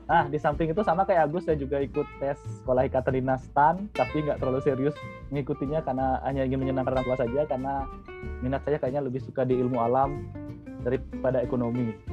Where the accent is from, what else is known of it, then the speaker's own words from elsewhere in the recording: Sidan, Bali, Indonesia; Kalau saya kan lahir dan besar di Bali, di sebuah desa bernama Sidan di Kabupaten Gianyar di bisa dibilang di pedalaman Bali gitulah lumayan jauh dari pusat kota pasarnya